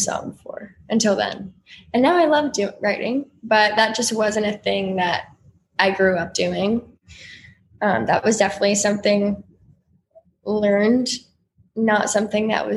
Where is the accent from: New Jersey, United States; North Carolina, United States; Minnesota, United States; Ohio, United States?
North Carolina, United States; I'm from North Carolina. So I grew up listening to country music just because of where I was from